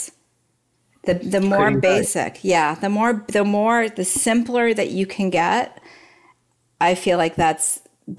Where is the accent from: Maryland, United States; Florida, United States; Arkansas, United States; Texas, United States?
Texas, United States; Dallas; I grew up in Dallas